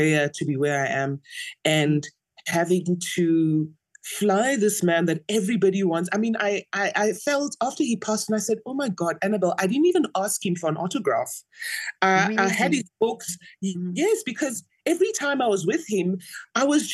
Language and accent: English; Mahikeng, North West, South Africa; I grew up in Mafeking